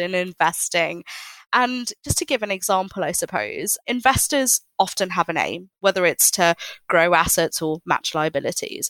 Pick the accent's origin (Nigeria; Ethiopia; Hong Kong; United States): Hong Kong; I grew up in Hong Kong